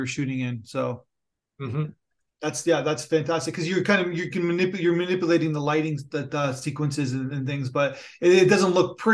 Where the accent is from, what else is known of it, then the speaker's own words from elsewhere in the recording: Toronto, Ontario, Canada; I'm from Toronto. So I'm a big Jays fan.